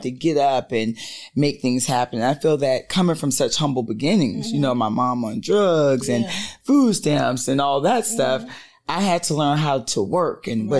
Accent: St. Petersburg, Florida, United States; moved away as an adult; now in Georgia, United States; I'm from St. Petersburg, Florida

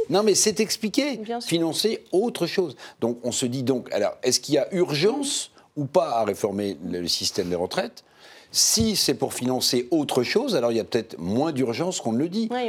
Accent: Charente, Nouvelle-Aquitaine, France; chez moi en Charente

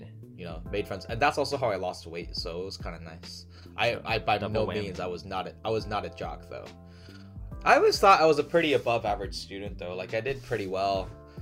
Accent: Texas, United States; I grew up in Texas and it was like a gated neighborhood

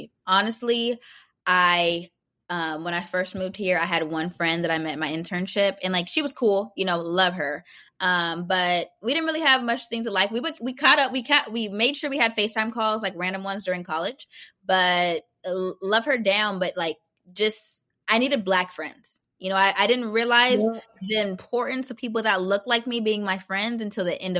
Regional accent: Arizona, United States; And I was like, oh, this is great, because I'm from Arizona.

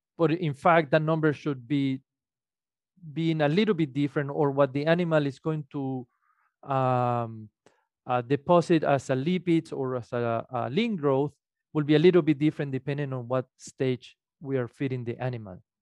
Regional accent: Venezuela; moved away as an adult; also born or lived in Illinois; now in Minnesota, United States; I am originally from Venezuela. I study, uh, what would be the equivalent of veterinary medicine in Venezuela.

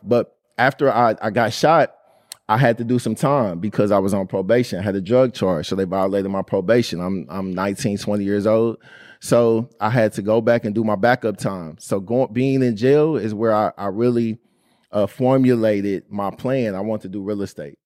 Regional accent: Indianapolis, Indiana, United States; growing up in Indianapolis

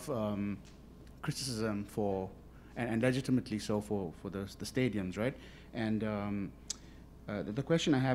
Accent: South Africa; I'm from South Africa

